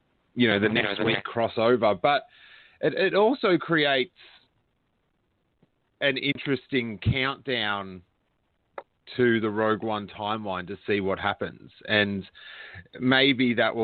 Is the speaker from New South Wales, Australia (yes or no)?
no; Rosebud, Victoria, Australia; I was down where I grew up in Rosebud